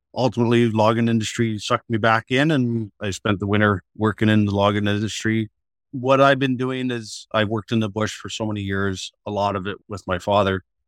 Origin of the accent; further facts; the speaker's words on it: Atikokan, Ontario, Canada; I was born in Attaquocan, born and raised